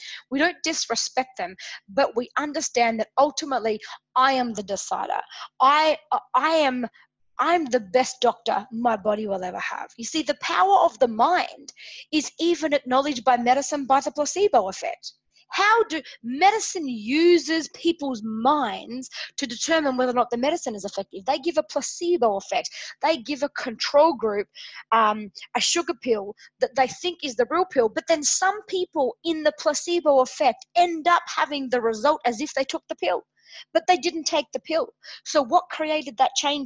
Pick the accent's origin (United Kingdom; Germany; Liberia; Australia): Australia; Adelaide, South Australia; here in my hometown in Adelaide, Australia